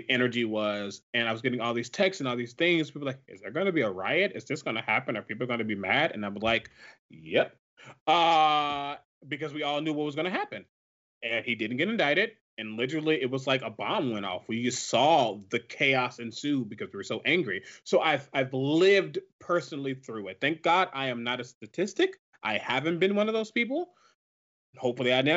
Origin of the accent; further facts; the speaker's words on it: Ferguson, Missouri, United States; moved away; I was there in my hometown